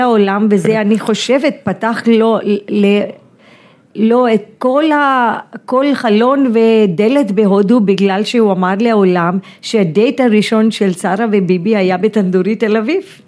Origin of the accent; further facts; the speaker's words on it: India; moved away as an adult; now in Tel Aviv, Israel; הוא גם היה קצין גבוה מהצבא, אז גדלתי כן. ממש בצבא ההודי